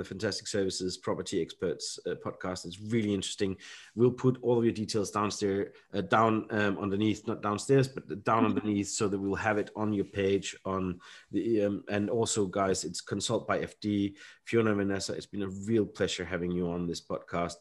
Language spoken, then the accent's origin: English; Denmark; moved away as an adult; now in United Kingdom; I grew up in Denmark